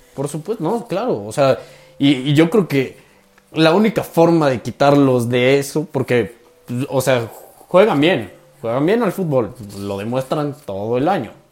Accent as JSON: {"language": "Spanish", "region": "Puebla", "country": "Mexico", "said": "somos así, el poblano es así"}